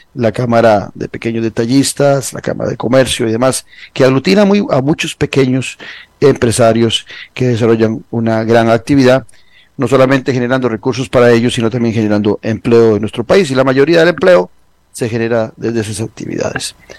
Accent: Costa Rica

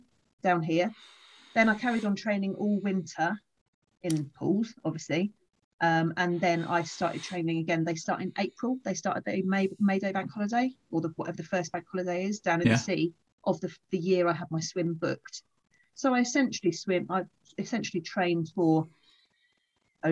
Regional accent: Folkestone, South East England, United Kingdom; I'm back where I grew up in Folkestone

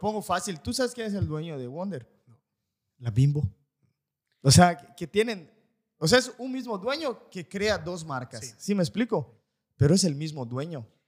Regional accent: Valladolid, Yucatán, Mexico; los que somos de Valladolid

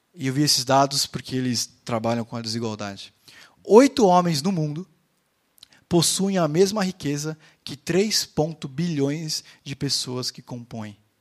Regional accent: Brazil; nós como brasileiros

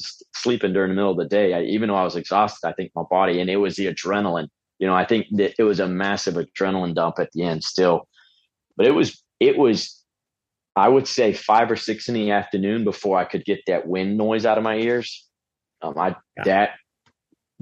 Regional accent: Pensacola, Florida, United States; I grew up in Pensacola area

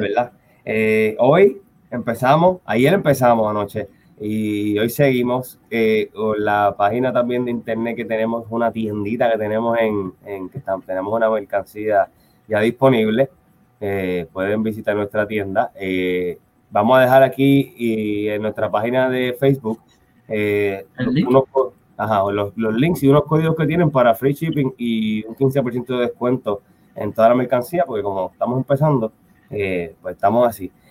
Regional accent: San Juan, Puerto Rico; also born or lived in Carolina, Puerto Rico; Yo, nací en Santurce, ¿verdad? Yo sí me siento santurcino, pero también de Carolina

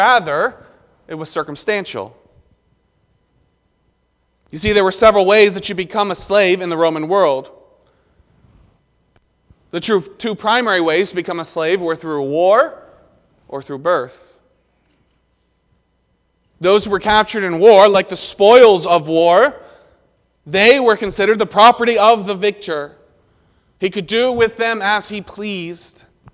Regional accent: the South, United States; Growing up in the South, I called it neither soda nor pop

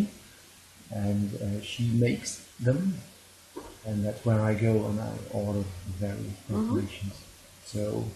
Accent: Netherlands; I am from the Netherlands.

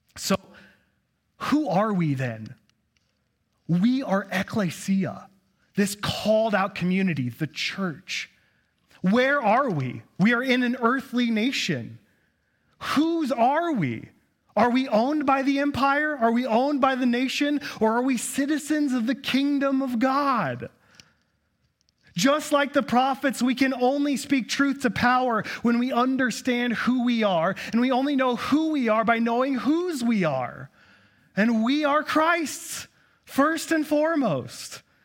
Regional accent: United States; As an American

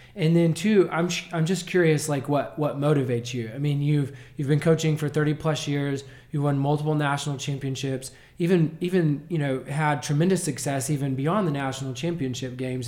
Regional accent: Nazareth, Texas, United States; Growing up in Nazareth, playing basketball from the time I was born

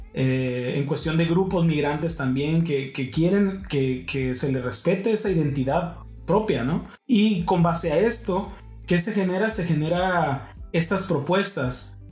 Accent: Baja California, Mexico; soy mexicano

